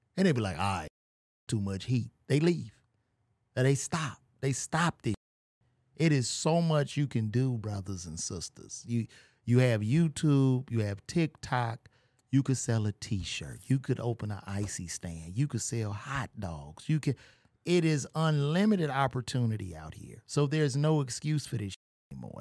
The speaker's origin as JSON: {"language": "English", "country": "United States", "said": "we have as U S citizens"}